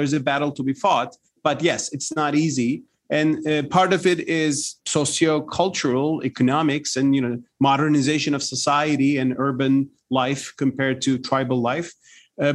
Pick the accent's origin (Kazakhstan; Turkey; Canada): Turkey; Turkey, my home country